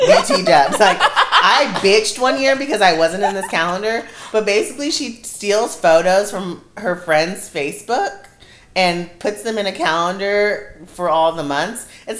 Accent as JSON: {"language": "English", "region": "California", "country": "United States", "said": "we're from California."}